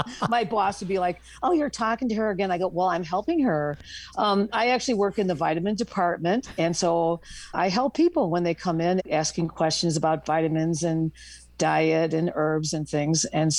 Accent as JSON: {"language": "English", "town": "Boulder", "region": "Colorado", "country": "United States", "said": "I'm from Boulder, Colorado."}